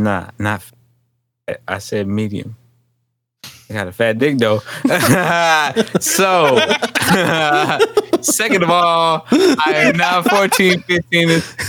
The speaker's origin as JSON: {"language": "English", "town": "Stockton", "region": "California", "country": "United States", "said": "I am from the Valley, 209 Stockton, California. We are on the map."}